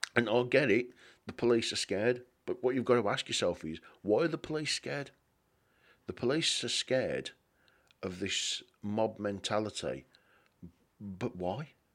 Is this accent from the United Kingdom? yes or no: yes; England, United Kingdom; being English